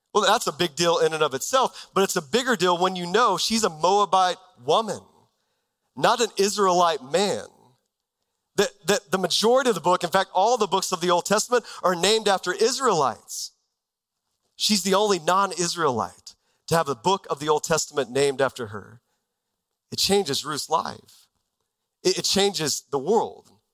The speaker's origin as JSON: {"language": "English", "region": "Texas", "country": "United States", "tie": "born or raised there", "moved": "as an adult", "lives_now": "Arizona, United States", "said": "I grew up in Texas my whole life."}